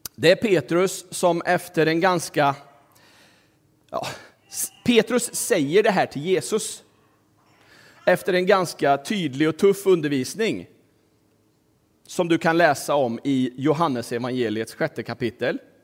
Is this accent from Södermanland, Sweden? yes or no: no; Kristinehamn, Värmland, Sweden; also born or lived in Tanzania / Dalarna / Västerbotten / Stockholm; Min pappa var ju predikant, så vi flyttade till Kristinehamn nittonhundraåttio. Och där växte jag upp och gick i skola